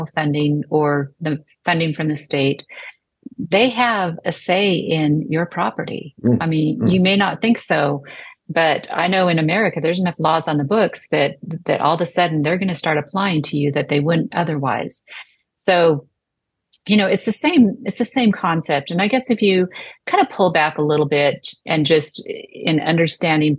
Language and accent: English; United States